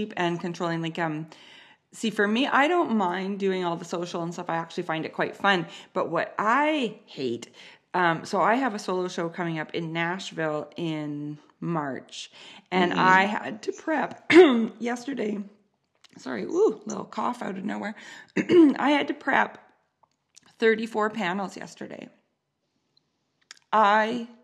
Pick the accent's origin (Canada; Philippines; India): Canada; I'm an artist, I'm a woman, and I'm Canadian